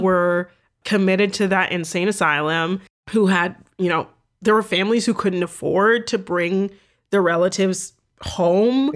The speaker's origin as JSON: {"language": "English", "town": "Toronto", "region": "Ontario", "country": "Canada", "tie": "born or raised there", "said": "I grew up in Toronto"}